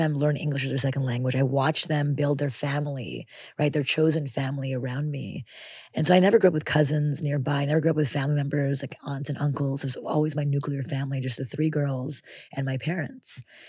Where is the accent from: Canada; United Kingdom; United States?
Canada; Montreal, Quebec; in Canada, where we grew up in Montreal, with literally not a single relative.